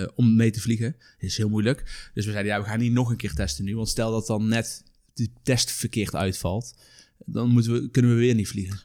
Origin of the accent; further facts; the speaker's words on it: Netherlands; ik als Nederlander met een Nederlands paspoort